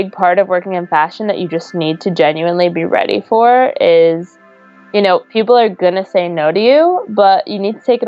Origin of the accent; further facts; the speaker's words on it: New York, United States; I am from New York, so it made interning in the city during the summer very easy, and I got to just commute every day